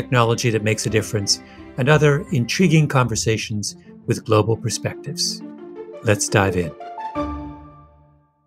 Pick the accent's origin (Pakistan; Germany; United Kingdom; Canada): Canada; I am very Canadian